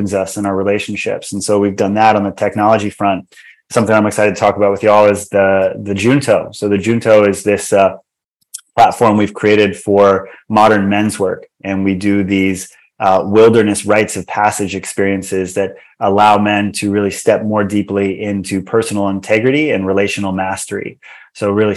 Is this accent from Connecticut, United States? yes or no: no; Hawaii, United States; as a kid growing up in Hawaii